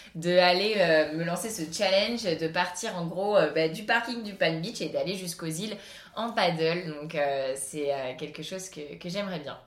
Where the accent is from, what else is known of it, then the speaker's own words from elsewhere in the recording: Cannes, Provence-Alpes-Côte d'Azur, France; also born or lived in Paris; Cannes, vu que c'est là où j'ai grandi